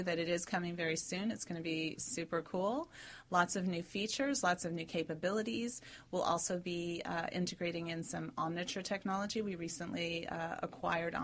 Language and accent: English; New York City, New York, United States; moved away as an adult; also born or lived in Silicon Valley; I'm from New York City, moved to Silicon Valley